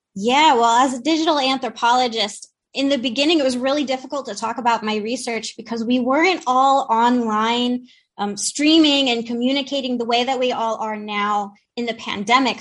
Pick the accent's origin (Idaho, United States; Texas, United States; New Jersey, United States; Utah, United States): New Jersey, United States; Trenton; we're both from the Trenton area in New Jersey